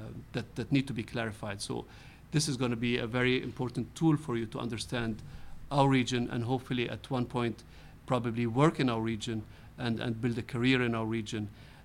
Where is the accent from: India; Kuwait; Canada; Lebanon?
Kuwait; first language Arabic; English is a second language